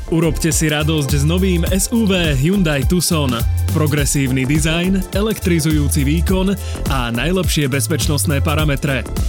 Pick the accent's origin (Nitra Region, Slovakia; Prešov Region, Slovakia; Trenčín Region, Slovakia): Nitra Region, Slovakia; near Nitra; now in Bratislava, Slovakia; ja som od Nitry